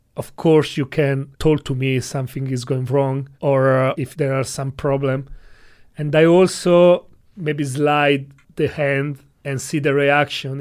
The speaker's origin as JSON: {"language": "English", "country": "Italy", "second_language": "English", "moved": "yes", "lives_now": "China", "said": "I come from Italy"}